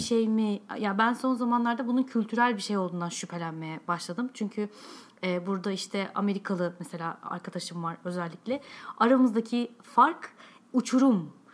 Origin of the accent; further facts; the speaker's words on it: Turkey; accent: Turkish; ben hala da Alman Almancayı yani tamamen bir Türk aksanıyla konuşuyorum